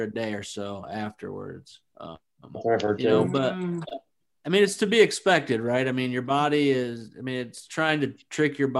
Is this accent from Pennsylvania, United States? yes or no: no; Flint, Michigan, United States; now in Arizona, United States; I'm from Flint